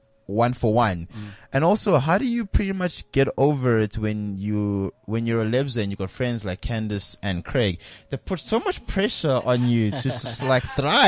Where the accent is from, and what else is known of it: Benoni, Gauteng, South Africa; also born or lived in Midrand